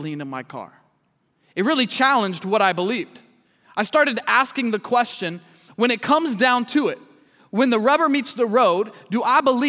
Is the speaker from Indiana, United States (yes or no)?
no; Kansas City, Missouri, United States; I'm from Kansas City, Missouri